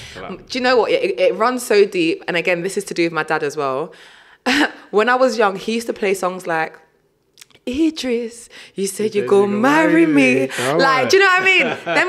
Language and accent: English; Nigeria; also born or lived in Sierra Leone; when I was younger, I was very much, I'm Nige, like I'm Nigerian.